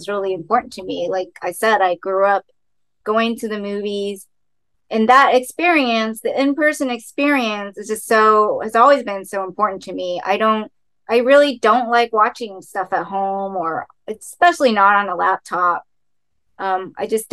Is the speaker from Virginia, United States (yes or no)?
no; Dallas, Texas, United States; now in Los Angeles, United States; Dallas, my hometown